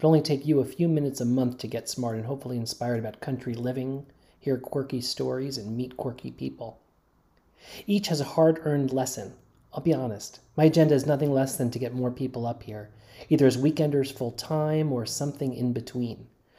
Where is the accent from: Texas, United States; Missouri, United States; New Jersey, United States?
New Jersey, United States; moved away as an adult; also born or lived in Brooklyn, New York; now in Dutchess County, New York, United States; I grew up in New Jersey suburbs